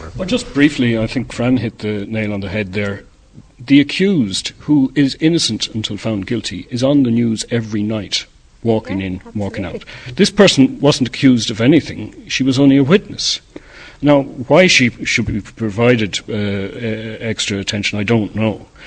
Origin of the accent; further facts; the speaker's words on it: Ireland; we, uh, as Irish people, have built all over the world